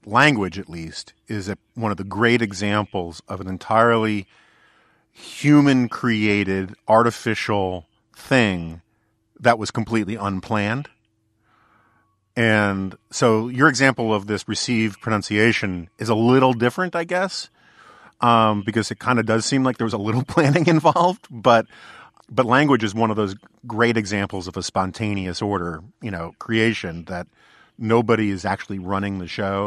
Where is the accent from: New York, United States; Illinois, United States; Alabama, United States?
New York, United States; New York City; I grew up in Manhattan